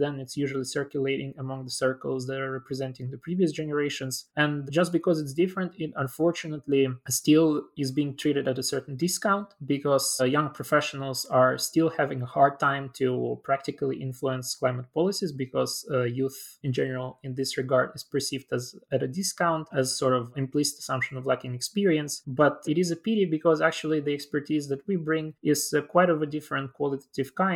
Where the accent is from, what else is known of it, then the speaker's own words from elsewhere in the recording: Chisinau, Moldova; my hometown of Chisinau, which is also the capital city of the Republic of Moldova